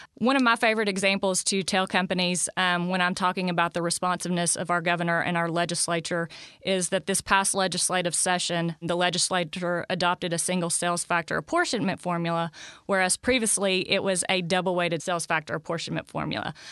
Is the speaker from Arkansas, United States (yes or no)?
yes; Arkansas, United States; I grew up in Arkansas all my life